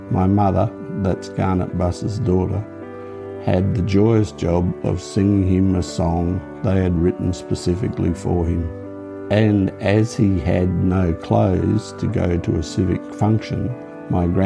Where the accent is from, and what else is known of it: Bundaberg, Queensland, Australia; born or raised there